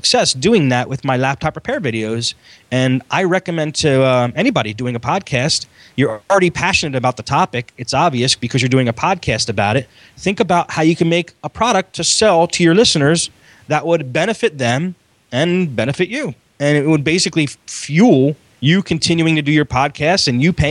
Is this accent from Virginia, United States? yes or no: no; Philadelphia, Pennsylvania, United States; I'm a guy from Philly